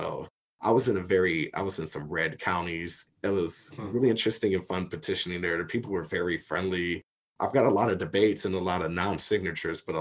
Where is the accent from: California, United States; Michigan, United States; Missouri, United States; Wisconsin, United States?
Michigan, United States; Detroit; I came from the West Side